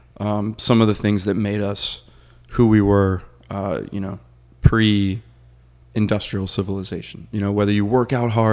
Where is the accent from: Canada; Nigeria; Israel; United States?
United States; Florida; growing up in Florida when it was still a little bit more wild, I've always loved, you know, nature.